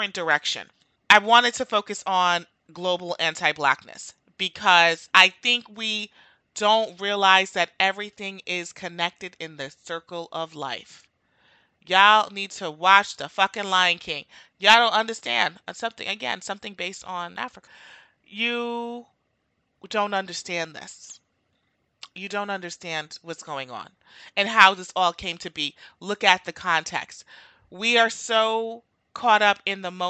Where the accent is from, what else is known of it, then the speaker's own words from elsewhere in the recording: Jamaica; now in United States; I'm Jamaican